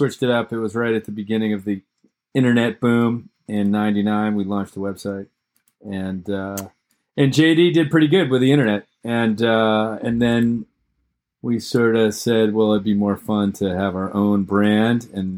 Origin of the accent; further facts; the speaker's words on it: Massachusetts, United States; I'm 51 years old. I grew up in Massachusetts.